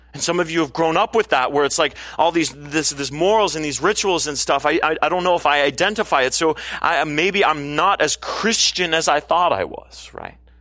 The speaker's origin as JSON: {"language": "English", "region": "California", "country": "United States", "said": "as a Californian"}